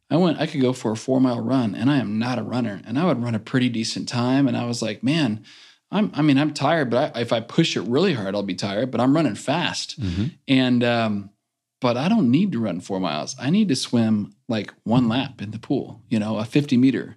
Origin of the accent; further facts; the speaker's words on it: Bakersfield, California, United States; I'd done the rec swimming here in Bakersfield all growing up in Kern County.